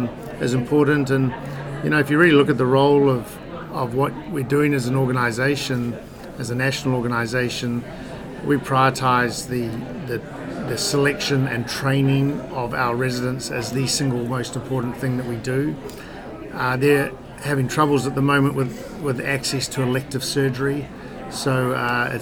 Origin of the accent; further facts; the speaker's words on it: England, United Kingdom; being English in New Zealand